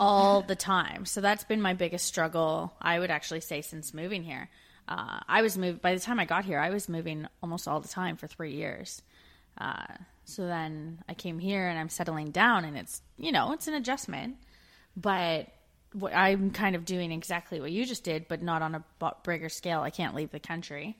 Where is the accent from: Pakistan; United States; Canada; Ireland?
Canada; moved away as an adult; also born or lived in Australia / United Kingdom